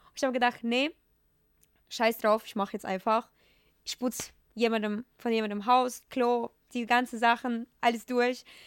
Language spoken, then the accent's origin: German; Ukraine; German is a second language; moved away as an adult; now in Germany; ich komme ja aus, aus der Ukraine, aus mhm. einem mega super kleinen Dorf.